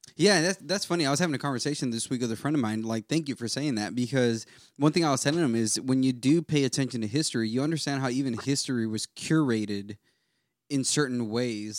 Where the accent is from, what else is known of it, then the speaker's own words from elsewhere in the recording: United States; I love being American